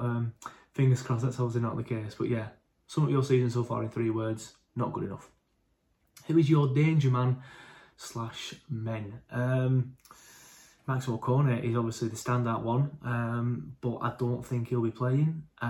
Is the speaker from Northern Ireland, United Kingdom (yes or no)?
no; Burnley, North West England, United Kingdom; as much as I love my hometown